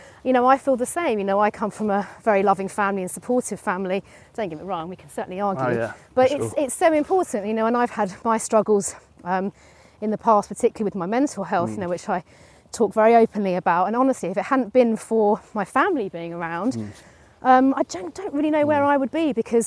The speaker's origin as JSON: {"language": "English", "area": "East Hertfordshire", "region": "East of England", "country": "United Kingdom", "tie": "born or raised there", "also_born_or_lived": "London", "said": "They all kind of move up the A10 and move into Hertfordshire"}